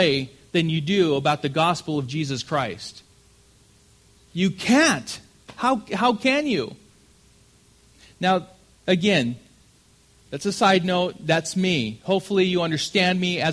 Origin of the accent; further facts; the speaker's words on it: Southern California, United States; I'm from California, Southern California